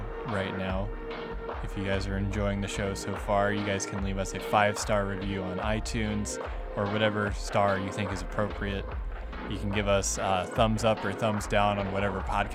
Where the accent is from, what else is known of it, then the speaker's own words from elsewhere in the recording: Northern Kentucky, United States; now in Lexington, United States; me being from Northern Kentucky